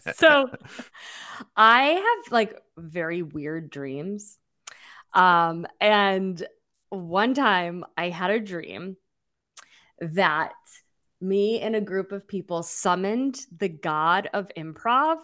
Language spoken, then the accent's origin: English; Massachusetts, United States; also born or lived in Springfield, Massachusetts; now in New York, United States; I'm from Massachusetts